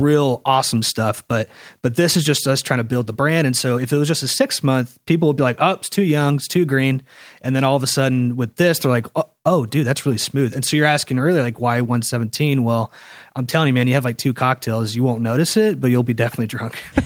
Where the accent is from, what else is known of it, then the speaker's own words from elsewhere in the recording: Charleston, South Carolina, United States; now in Los Angeles, United States; I went back to Charleston, South Carolina, where I'm from